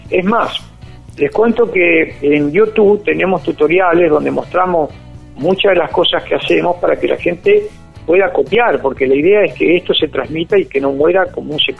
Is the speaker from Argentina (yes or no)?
yes; Argentina; gran alegría como argentino